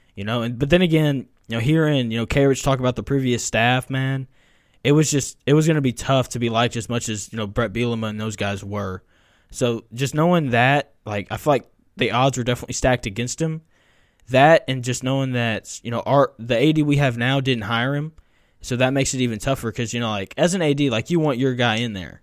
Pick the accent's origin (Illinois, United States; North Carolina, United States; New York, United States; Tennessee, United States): Tennessee, United States; I grew up in Tennessee